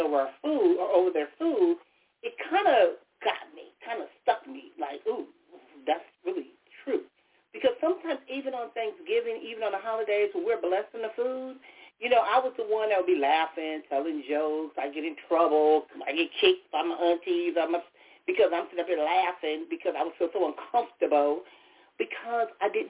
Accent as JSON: {"language": "English", "town": "Compton", "region": "California", "country": "United States", "tie": "born or raised there", "said": "as a kid growing up in Compton"}